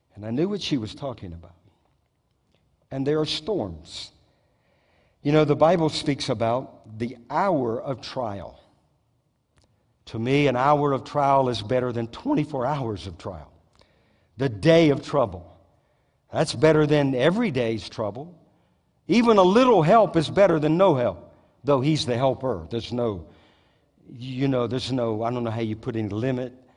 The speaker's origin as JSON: {"language": "English", "region": "Southeast Louisiana", "country": "United States", "tie": "born or raised there", "moved": "yes", "lives_now": "Moravian Falls, United States", "said": "I grew up in South Louisiana, Southeast Louisiana"}